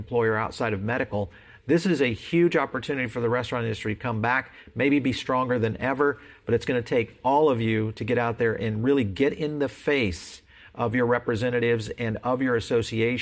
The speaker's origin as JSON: {"language": "English", "region": "Texas", "country": "United States", "moved": "yes", "said": "my home state of Texas"}